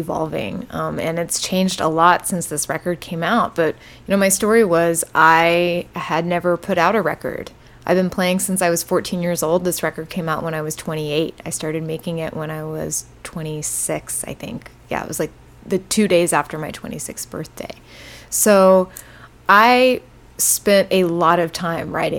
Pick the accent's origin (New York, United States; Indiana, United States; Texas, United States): Texas, United States; born or raised there